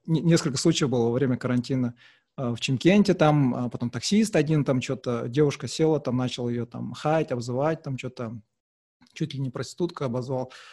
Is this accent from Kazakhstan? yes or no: yes; Uralsk, West Kazakhstan Region, Kazakhstan; now in Aktau, Kazakhstan; хоть я родился здесь в Ахтау, но мы выросли в Уральске